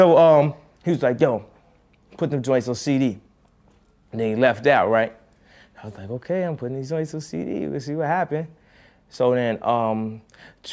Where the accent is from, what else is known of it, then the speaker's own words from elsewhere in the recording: Chicago, Illinois, United States; I'm from Chicago